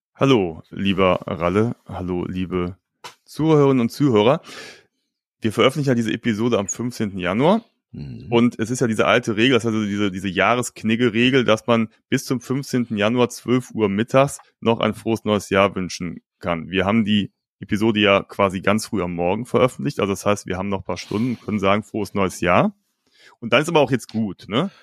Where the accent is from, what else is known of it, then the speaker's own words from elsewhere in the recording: Cologne, North Rhine-Westphalia, Germany; bei uns in Köln-Ehrenfeld mhm. oder Neu-Ehrenfeld